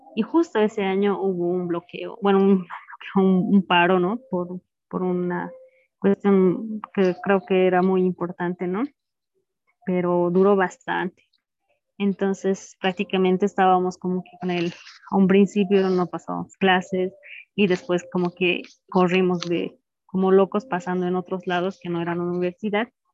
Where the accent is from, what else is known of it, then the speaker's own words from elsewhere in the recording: Cochabamba, Bolivia; Yo nací en Cochabamba, mi mamá es de Oruro, mi papá de Potosí, así que soy nacida en Cochabamba con raíces orureñas y potosinas.